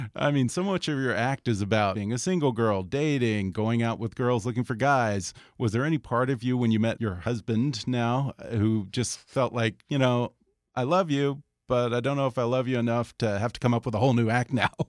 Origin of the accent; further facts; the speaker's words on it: Houston, Texas, United States; now in Los Angeles, United States; I'm from Texas too